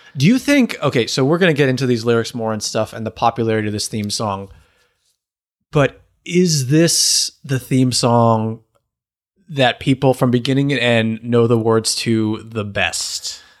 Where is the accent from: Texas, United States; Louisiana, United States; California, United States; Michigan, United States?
California, United States; Los Angeles; I grew up in Los Angeles